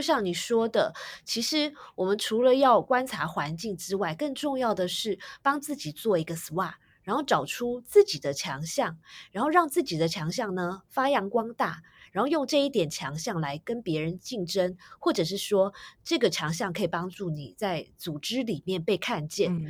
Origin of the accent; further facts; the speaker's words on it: Taiwan; 我自己也是在台湾土生土长的